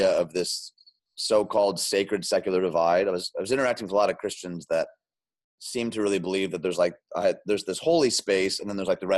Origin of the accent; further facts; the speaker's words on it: outside Detroit, Michigan, United States; moved away as an adult; also born or lived in Chicagoland; I grew up outside Detroit